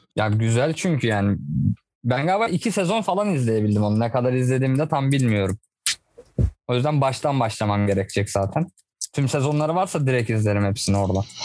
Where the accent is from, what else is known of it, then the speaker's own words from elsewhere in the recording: Turkey; ben bir Türk olarak